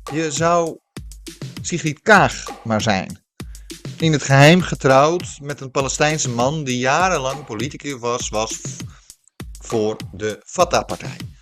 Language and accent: Dutch; Netherlands; we als Nederlanders